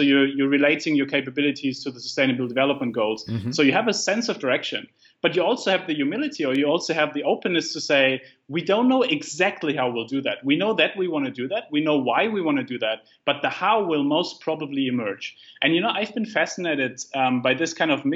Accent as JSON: {"language": "English", "country": "Germany", "moved": "yes", "said": "I come from Germany, like I grew up with a very risk averse mindset"}